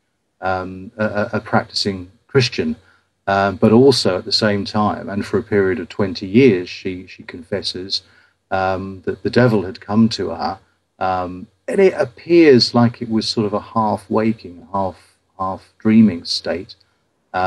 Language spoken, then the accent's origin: English; Ipswich, East of England, United Kingdom; my hometown of Ipswich